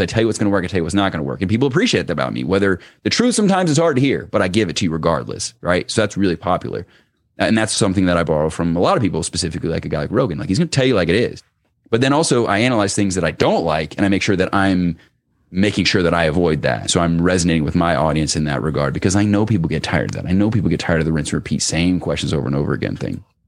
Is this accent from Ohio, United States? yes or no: yes; Cincinnati, Ohio, United States; in Cincinnati, where I live, I grew up in Cincinnati